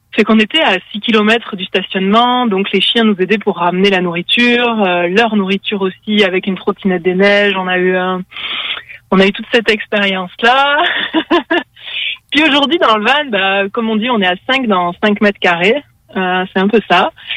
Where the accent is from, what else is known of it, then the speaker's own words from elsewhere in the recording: France; moved away as an adult; also born or lived in Quebec; now in Canada; on est français. Ça va faire deux ans qu'on est au Canada